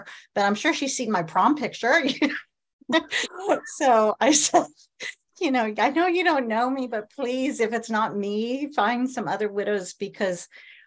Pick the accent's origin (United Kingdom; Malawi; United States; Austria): United States; Midwest; I grew up in the Midwest.